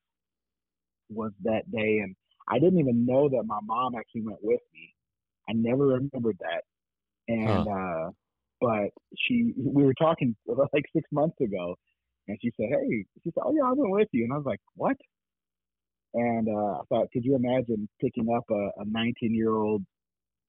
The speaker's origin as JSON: {"language": "English", "town": "Gary", "region": "Indiana", "country": "United States", "tie": "born or raised there", "also_born_or_lived": "Milwaukee, Wisconsin / Texas", "moved": "yes", "said": "I grew up in Gary, Indiana"}